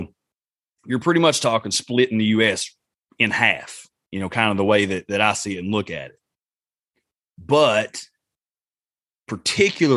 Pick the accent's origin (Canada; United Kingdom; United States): United States; Appalachia; Appalachia, because that's where we are. That's where we live